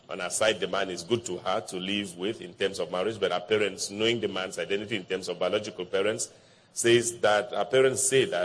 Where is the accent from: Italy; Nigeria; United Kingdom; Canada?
Nigeria; English is a second language; now in Takoradi, Ghana; Takoradi, Western Region, Ghana. But I'm a Nigerian.